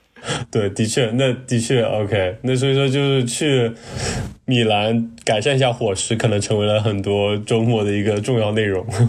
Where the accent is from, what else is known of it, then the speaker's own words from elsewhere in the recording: China; 我们中国人过去作为一个程序员